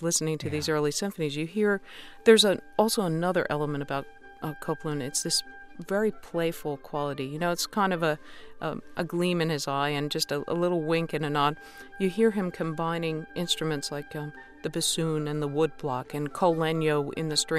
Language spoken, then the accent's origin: English; United States; as an American